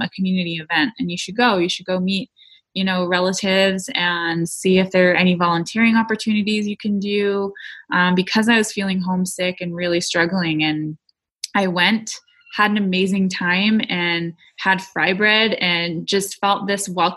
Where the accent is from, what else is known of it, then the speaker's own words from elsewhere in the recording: United States; moved away; I am Lakota. I am an Indigenous woman. I come from Kuichasha Oyate